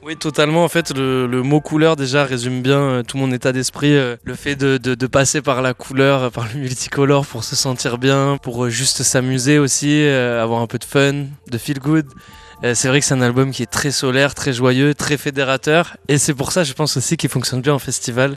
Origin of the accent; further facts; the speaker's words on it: Landes, Nouvelle-Aquitaine, France; je suis originaire du, sud-ouest, des Landes plus précisément.